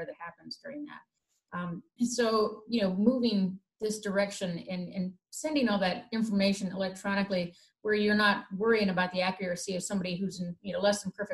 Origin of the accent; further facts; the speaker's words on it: Midwest, United States; being a Midwesterner myself